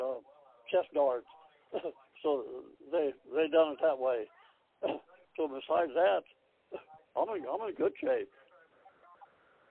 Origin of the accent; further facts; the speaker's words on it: United States; also born or lived in Hiawatha, Kansas; I was born in Hiawatha, Kansas. When I was three, I moved to Walden, just outside of Kansas City.